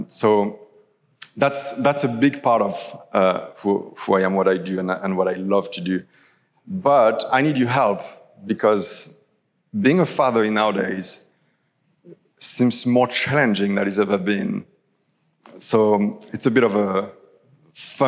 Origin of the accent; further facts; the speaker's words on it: France; English is a second language; now in Toronto, Canada; I'm originally from France